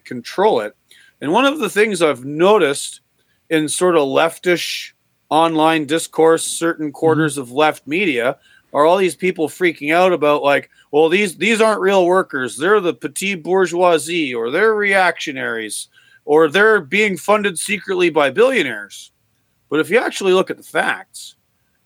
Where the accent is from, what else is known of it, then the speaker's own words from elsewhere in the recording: Canada; also born or lived in upstate New York; now in New York, United States; I am Canadian, but I do live in the United States now. I live in upstate New York